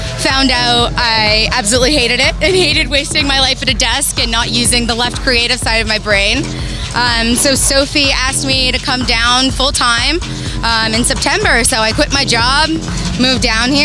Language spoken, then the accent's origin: English; Boston, Massachusetts, United States; now in New Orleans, United States; we actually live in New Orleans, but I'm originally from Boston